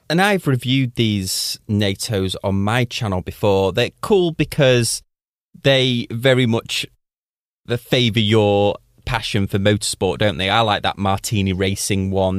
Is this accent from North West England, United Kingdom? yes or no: yes; Manchester, North West England, United Kingdom; moved away; My hometown is Manchester, which rains, like, pr-, predominantly all of the time